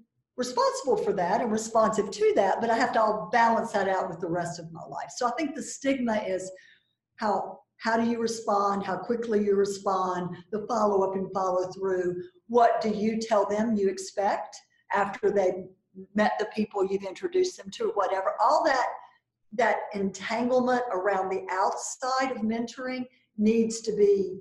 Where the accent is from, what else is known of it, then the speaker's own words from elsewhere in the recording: the South, United States; I'm from the South, so I've got a certain, you know, thing around being a Southern woman.